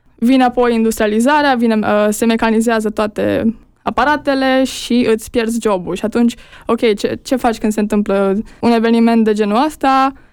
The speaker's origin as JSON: {"language": "Romanian", "area": "Jiu Valley", "region": "Hunedoara County", "country": "Romania", "moved": "as an adult", "said": "eu sunt din Valea Jiului"}